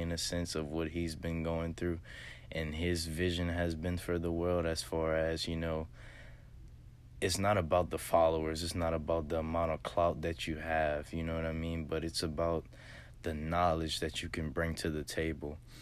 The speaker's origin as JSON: {"language": "English", "town": "Lafayette", "region": "Louisiana", "country": "United States", "said": "I'm actually from Lafayette, Louisiana, real, real small town in Southwest Louisiana"}